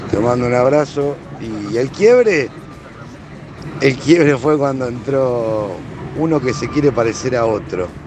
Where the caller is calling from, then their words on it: Mar del Plata, Buenos Aires Province, Argentina; de Mar del Plata, escuchándolo.